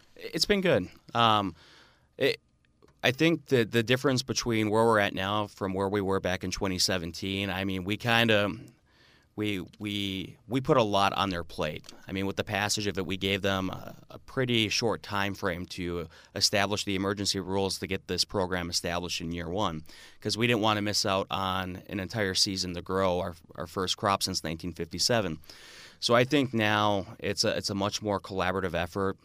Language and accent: English; Marinette, Wisconsin, United States; also born or lived in Stevens Point, Wisconsin; I grew up in Marinette, Wisconsin, right on the Wisconsin U P border, about an hour north of Green Bay.